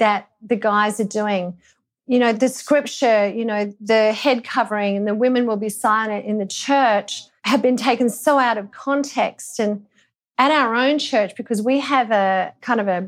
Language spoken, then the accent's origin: English; Australia; growing up in Australia